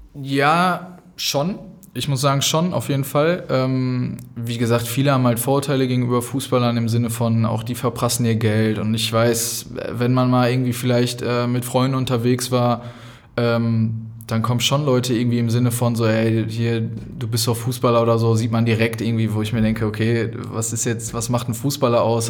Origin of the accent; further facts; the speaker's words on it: Dortmund, North Rhine-Westphalia, Germany; moved away as an adult; also born or lived in Sandhausen; Ich komme ja hierher, das heißt, ich hatte das Glück, in meiner Heimat Profispieler zu werden